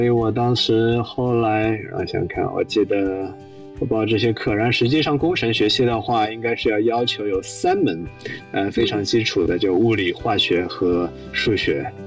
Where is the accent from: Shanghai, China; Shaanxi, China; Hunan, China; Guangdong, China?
Shanghai, China; moved away as an adult; also born or lived in Princeton, United States; 我是上海人，我在上海读公校长大的